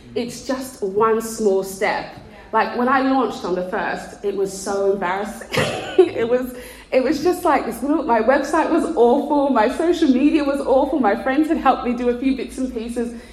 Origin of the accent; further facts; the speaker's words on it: Australia; moved away as an adult; now in England, United Kingdom; you can't tell by the accent, we're from Australia. And we moved to England